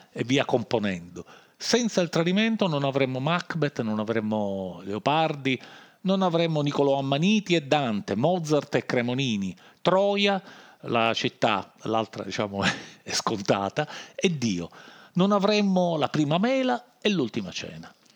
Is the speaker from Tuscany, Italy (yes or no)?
no; Palermo, Sicily, Italy; come diciamo noi a Palermo